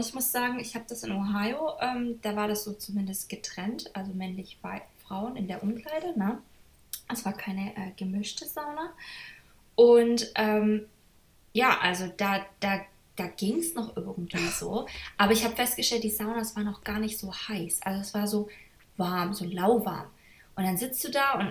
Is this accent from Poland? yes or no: no; Germany; moved away as an adult; now in United States; ich komme ja eigentlich ähm, aus Deutschland